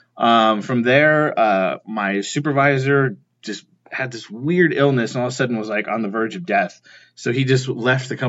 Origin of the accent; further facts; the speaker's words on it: Ventura, California, United States; I'm actually from Southern California, from Ventura.